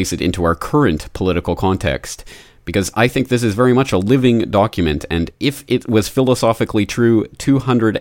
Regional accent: Canada; now in Japan; as a Canadian living in Japan

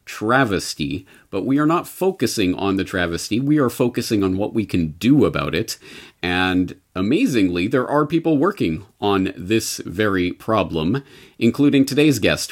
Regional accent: Canada; now in Japan; I am a Canadian living in Japan

